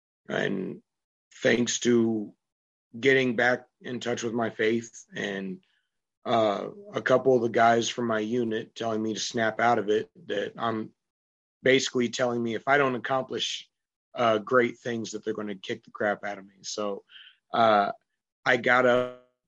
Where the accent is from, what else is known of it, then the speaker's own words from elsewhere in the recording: New Hampshire, United States; also born or lived in England / Dayton, Ohio; I was born in England when my parents were still active duty, and then raised on Wright-Patterson Air Force Base in Dayton, Ohio. I grew up here in New England and New Hampshire